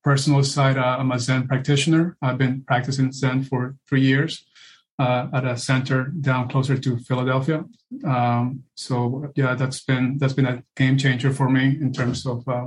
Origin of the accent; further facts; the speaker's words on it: Peru; now in United States; I was born and raised in Peru, South America, and this was the home that I was raised.